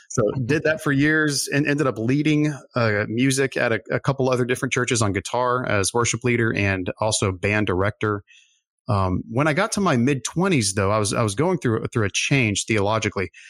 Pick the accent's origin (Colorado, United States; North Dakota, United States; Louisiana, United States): Louisiana, United States; Lafayette; So I, I'm originally from South Louisiana, Cajun, Cajun country, Lafayette